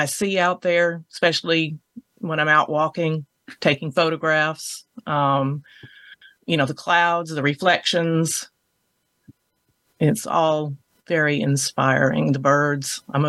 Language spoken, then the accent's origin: English; Merrick, New York, United States; moved away; I too am a transplant from New York. Grew up on Long Island.